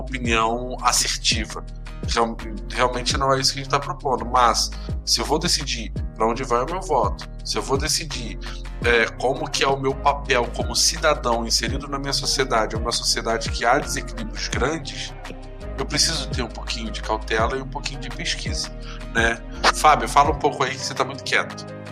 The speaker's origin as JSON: {"language": "Portuguese", "town": "Macaé", "region": "Rio de Janeiro", "country": "Brazil", "moved": "yes", "lives_now": "Curitiba, Brazil", "said": "Eu sou de Macaé, que fica uma cidade fica fica 160 quilômetros do norte do, da capital do Rio de Janeiro"}